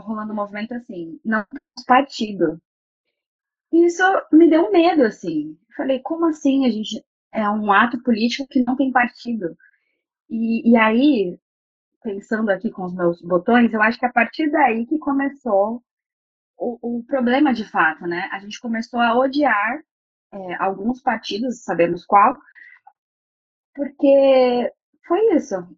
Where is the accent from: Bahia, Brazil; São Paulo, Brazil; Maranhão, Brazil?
São Paulo, Brazil; eu sou paulista